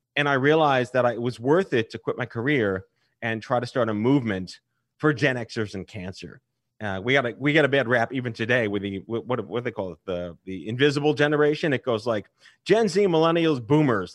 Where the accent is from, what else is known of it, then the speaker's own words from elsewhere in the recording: New York, United States; I was born and raised in New York.